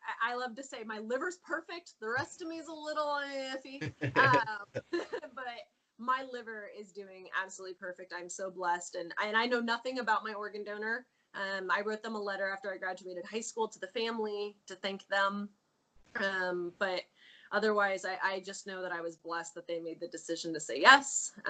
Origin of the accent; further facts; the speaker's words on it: Oregon coast, United States; I grew up here on Oregon on the coast. My dad's a fisherman. I grew up eating salmon.